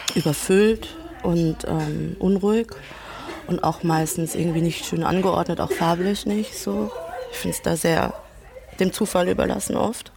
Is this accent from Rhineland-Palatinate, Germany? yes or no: yes; Ludwigshafen, Rhineland-Palatinate, Germany; also born or lived in Mannheim; Ich komme aus Ludwigshafen